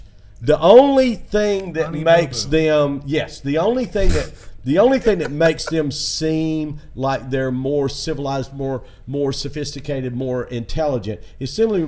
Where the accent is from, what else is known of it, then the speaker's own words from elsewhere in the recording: Tennessee, United States; now in Florida, United States; my body reacted to Florida because I came from Tennessee.